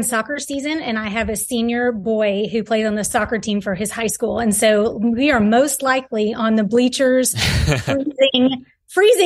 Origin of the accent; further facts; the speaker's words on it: Dallas, Texas, United States; growing up in Dallas, I was one of three girls